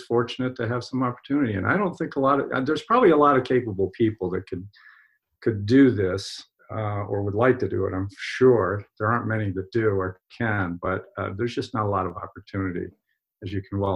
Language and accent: English; Pennsylvania, United States; moved away as an adult; now in Maine, United States; I'm originally from Pennsylvania, although I've been in Maine for 40 years